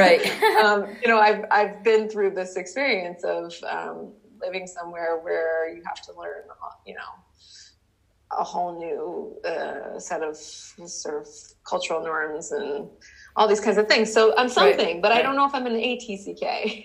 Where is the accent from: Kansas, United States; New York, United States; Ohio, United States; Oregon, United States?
New York, United States; moved away as an adult; now in Amsterdam, Netherlands; I was born in New York.